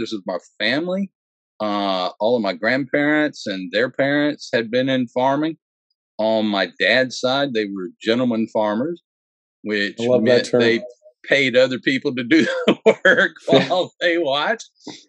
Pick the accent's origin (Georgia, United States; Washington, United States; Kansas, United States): Georgia, United States; also born or lived in Texas; I'm a preacher's kid from the country. I was born in Georgia and I grew up in Georgia, a little while in Texas. But everywhere we were was just little farm towns.